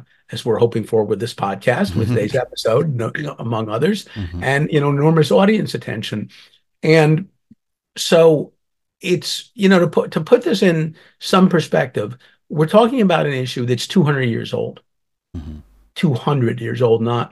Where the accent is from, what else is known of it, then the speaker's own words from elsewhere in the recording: Northeast, United States; now in Los Angeles, United States; I grew up in the Northeast and fled frigid winters and humid summers